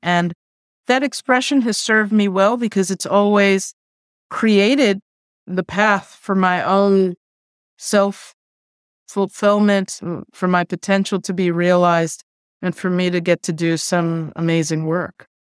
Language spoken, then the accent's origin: English; New York City, New York, United States; first language Spanish; English is a second language; also born or lived in South Bronx; I grew up in Queens, but I went to elementary school in the South Bronx